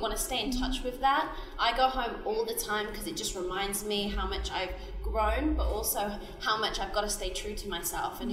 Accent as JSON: {"language": "English", "area": "Worcestershire", "region": "West Midlands", "country": "United Kingdom", "tie": "born or raised there", "also_born_or_lived": "London", "moved": "as an adult", "lives_now": "New York, United States", "said": "I grew up in Worcestershire in England."}